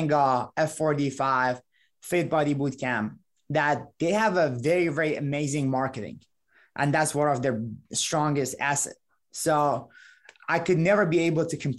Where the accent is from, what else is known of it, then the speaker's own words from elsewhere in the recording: Iran; English is a second language; moved away as an adult; now in Valparaiso, United States; I was 18 when I moved to the United States. I came from Iran originally